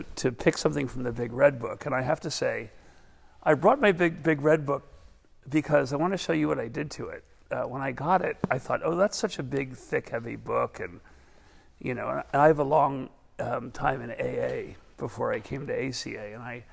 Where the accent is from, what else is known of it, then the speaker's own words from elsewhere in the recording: New York City, New York, United States; I was from Brooklyn